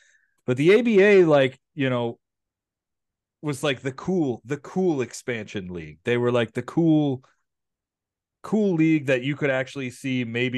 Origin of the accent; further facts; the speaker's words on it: Detroit, Michigan, United States; Keith, you grew up in the Detroit area. I grew up in the Detroit area.